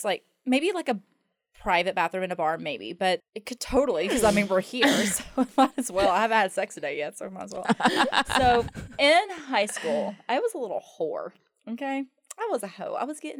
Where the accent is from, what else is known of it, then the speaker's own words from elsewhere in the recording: Myrtle Beach, South Carolina, United States; I'm originally from Myrtle Beach, but my parents got a divorce, so I spent half my time in Myrtle Beach and then half my time in the upstate South Carolina.